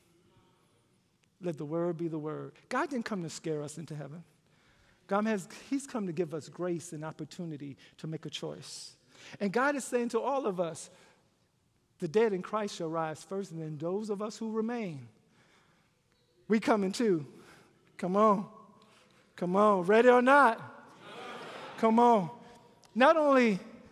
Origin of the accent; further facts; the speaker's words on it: Louisiana, United States; When I was growing up in Louisiana